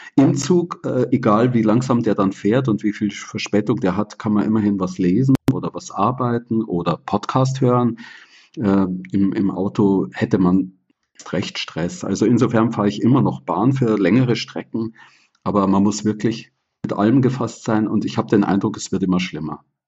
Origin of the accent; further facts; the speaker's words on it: Bavaria, Germany; Ich bin ja in Bayern aufgewachsen